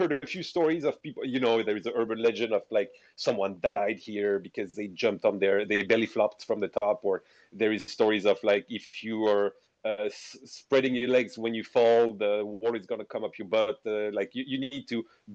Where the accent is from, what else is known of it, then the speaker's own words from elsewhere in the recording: south of France, France; in South of France, in my hometown